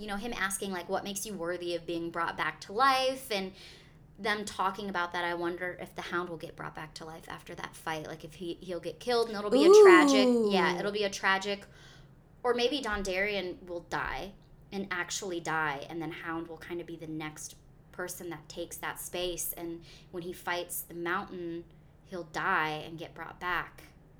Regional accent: the South, United States; accent: Southern; My southern accent was difficult to interpret.

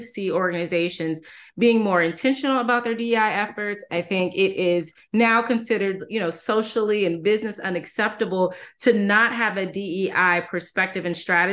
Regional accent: Durham, North Carolina, United States; I'm from Durham, North Carolina, originally

